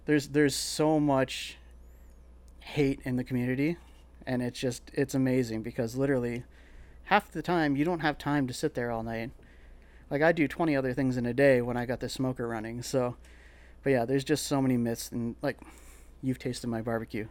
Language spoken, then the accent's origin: English; Sault Ste. Marie, Ontario, Canada; moved away as an adult; also born or lived in Toronto; now in London, Canada; I grew up in Sault Ste. Marie, pretty much like Northern Ontario all my life until twenty-one, and I moved to Toronto